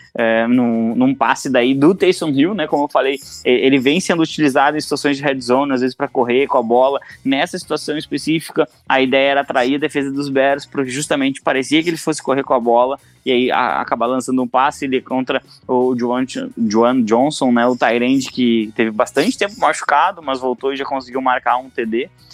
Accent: Brazil; nós, como brasileiros

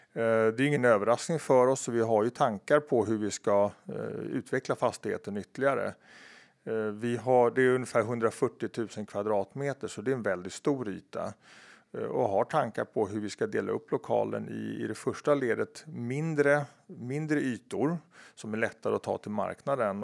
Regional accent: Stockholm, Stockholm County, Sweden; när jag växte upp på Kungsholmen

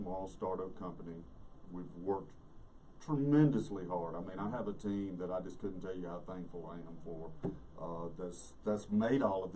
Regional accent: Alabama, United States; moved away; I'm from Alabama.

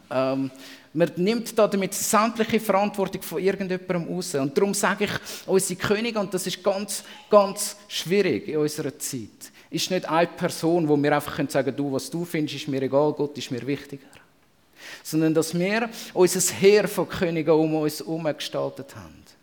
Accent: Switzerland; Und als Schweizer ähm, kennt man das ganz berühmte und verfluchte «mer».

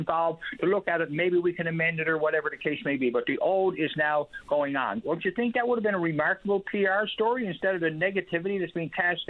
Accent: Newfoundland and Labrador, Canada; as a Newfoundlander and my father and grandfather and great-grandfather before me.

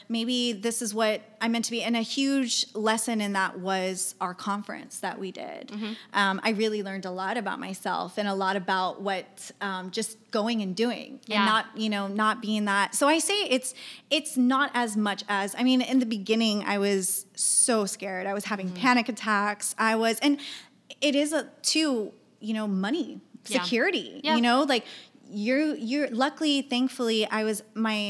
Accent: Mission, Texas, United States; moved away as an adult; also born or lived in San Marcos, Texas / Austin, Texas; now in San Antonio, United States; We grew up together in the Valley. Yeah. So I'm from Mission, Texas, again in the Valley

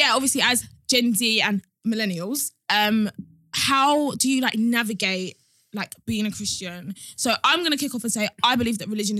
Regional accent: Nigeria; Growing up in Nigeria and our house.

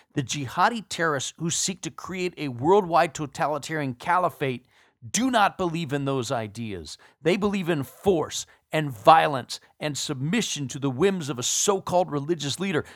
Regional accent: Texas, United States; my home state of Texas.

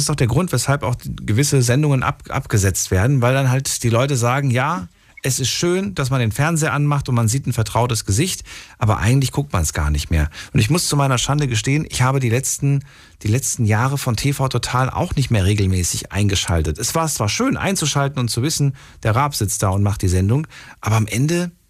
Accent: Mannheim, Baden-Württemberg, Germany; Ich komme aus Mannheim.

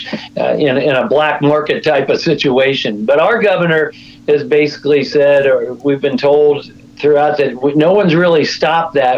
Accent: United States; as American people

